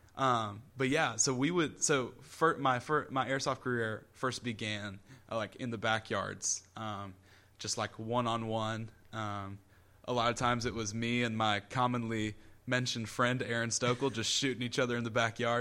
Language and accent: English; Columbia, South Carolina, United States; I'm from Columbia